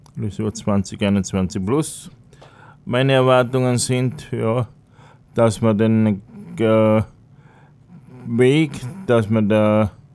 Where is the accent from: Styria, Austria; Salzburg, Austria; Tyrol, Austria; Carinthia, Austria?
Tyrol, Austria; moved away as an adult; also born or lived in Altenhof am Hausruck, Upper Austria; now in Upper Austria, Austria; vorher in Tirol in meiner Heimat. Bin ein gebürtiger Tiroler, bin dort in die Schule gegangen